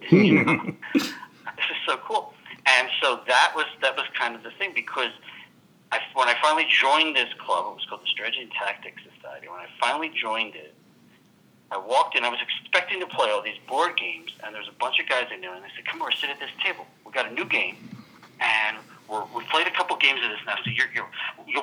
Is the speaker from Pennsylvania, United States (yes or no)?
yes; Philadelphia, Pennsylvania, United States; moved away as an adult; also born or lived in Atlanta; I grew up in Philadelphia